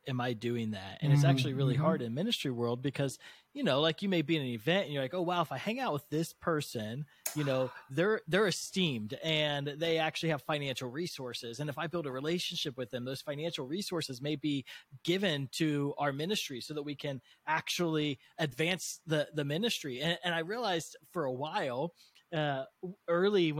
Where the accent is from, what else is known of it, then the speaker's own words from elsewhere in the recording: United States; I was born in America, the most prosperous nation in the world